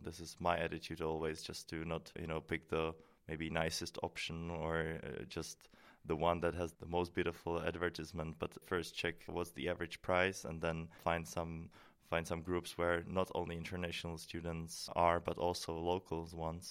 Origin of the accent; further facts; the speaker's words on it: Prague, Czechia; moved away as an adult; now in Maastricht, Netherlands; I come from Czech Republic, from Prague